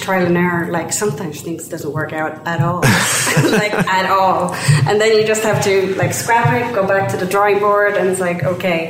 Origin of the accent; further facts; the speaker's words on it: Sweden; moved away; I am from Sweden